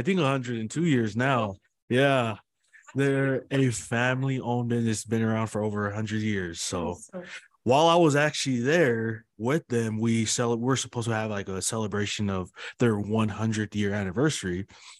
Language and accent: English; Salt Lake City, Utah, United States; first generation of born and raised in Salt Lake City, Glendale. It's just between Rose Park and West Valley. So just in the heart of Salt Lake City. I'm the middle child out of five kids.